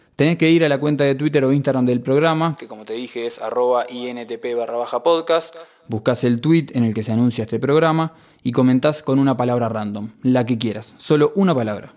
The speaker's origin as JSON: {"language": "Spanish", "region": "Montevideo", "country": "Uruguay", "tie": "born or raised there", "said": "Amo este país, amo haber nacido acá y amo vivir acá"}